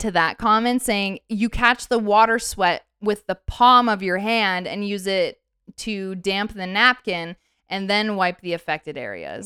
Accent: Canada; I'm born and raised in Canada

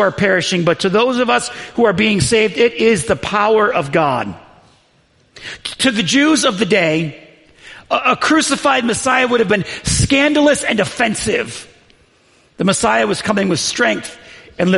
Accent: the North, United States; I was from the North

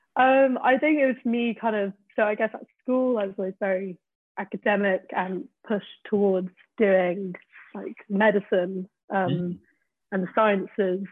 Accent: Peak District, East Midlands, United Kingdom; now in London, United Kingdom; growing up in the Peak District, I hated it

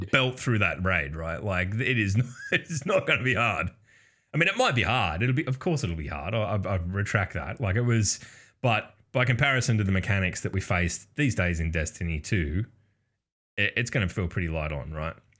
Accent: Australia; we're from the future, obviously, uh, being Australian.

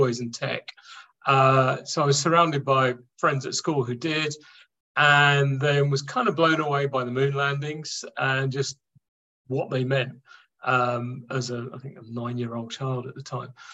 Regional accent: London, United Kingdom; born and raised in London

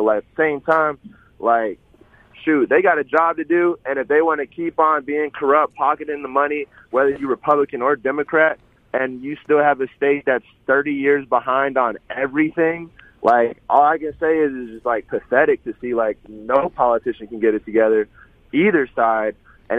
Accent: Vicksburg, Mississippi, United States; born there; I wouldn't necessarily claim to be, like, a full-fledged Mississippian, but I was born in Vicksburg, but I've been all over the United States

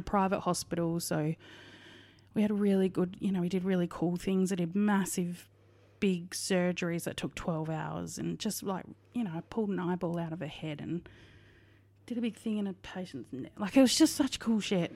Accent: Western Australia, Australia; now in Victoria, Australia; I am from Western Australia, but, uh, yep, born and raised absolute sandgroper

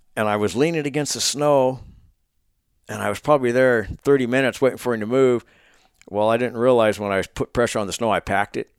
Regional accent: Oregon, United States; moved away; Oregon for my late s, back my hometown

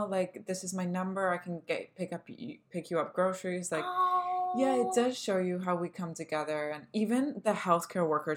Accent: Canada; we're millennials and we're Canadian

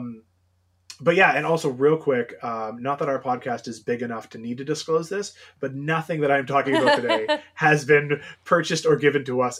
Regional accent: Ontario, Canada; also born or lived in London, Ontario; a Canadian here in Southwestern Ontario

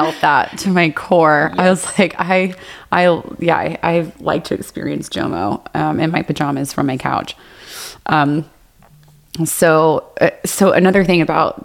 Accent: Texas, United States; now in Las Vegas, United States; I was raised in Texas

